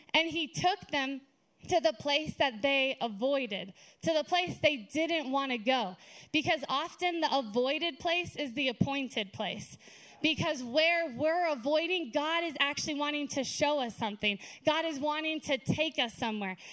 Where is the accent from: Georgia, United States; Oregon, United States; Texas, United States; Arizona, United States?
Arizona, United States; Lake Havasu City; moved away as an adult; also born or lived in California; now in Flagstaff, United States; lived and grew up in Lake Havasu